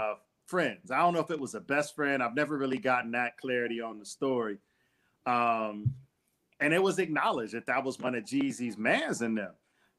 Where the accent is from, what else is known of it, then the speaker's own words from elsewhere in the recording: Detroit, Michigan, United States; growing up in Detroit